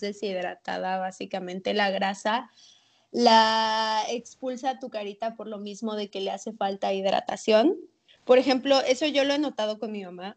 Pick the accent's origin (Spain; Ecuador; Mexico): Mexico; Mérida, Yucatán; also born or lived in Mexico City; Yo nací en Ciudad de México. Luego me mudé aquí a Mérida